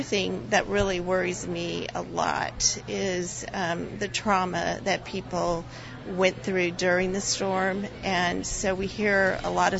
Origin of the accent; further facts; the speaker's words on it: El Paso, Texas, United States; now in Houston, United States; I'm from El Paso.